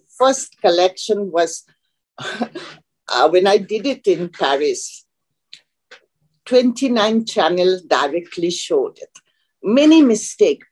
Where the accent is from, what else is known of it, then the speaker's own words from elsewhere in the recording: Bangladesh; moved away as an adult; also born or lived in Chittagong, Bangladesh / Italy; I grew up in Bangladesh, my childhood